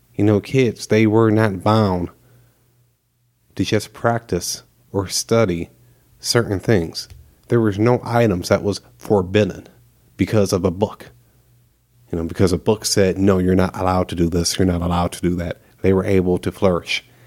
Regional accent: United States; As an American

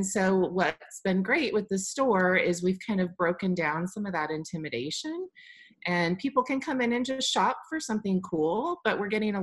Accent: Midwest, United States; also born or lived in Washington, D.C.; now in Kansas City, United States; I did go to college and was raised in the Midwest

